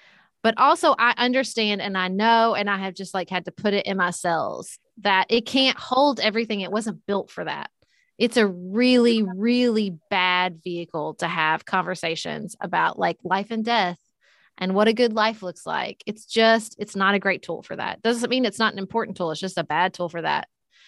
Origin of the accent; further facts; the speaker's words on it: Paducah, Kentucky, United States; I ran for city commission in my hometown of Paducah, Kentucky.